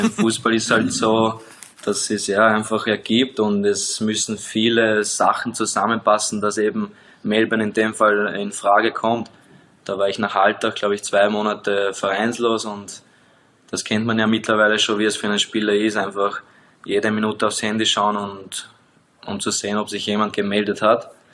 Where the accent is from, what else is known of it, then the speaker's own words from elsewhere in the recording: Austria; moved away as an adult; now in Liechtenstein; als Österreicher